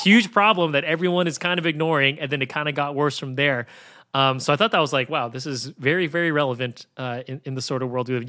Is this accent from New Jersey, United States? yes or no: no; San Francisco, California, United States; I grew up in San Francisco